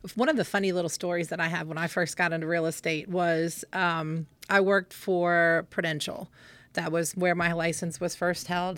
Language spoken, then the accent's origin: English; Winchester, Virginia, United States; I think I was six here when I moved here, and then we moved away for about two years and came back